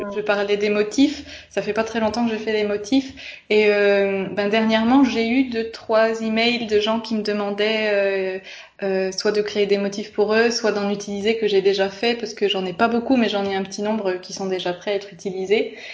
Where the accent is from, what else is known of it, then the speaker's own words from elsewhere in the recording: Bourgogne-Franche-Comté, France; moved away as an adult; now in Florence, Italy; je viens de Franche-Comté et du coup c'est une région très rurale en France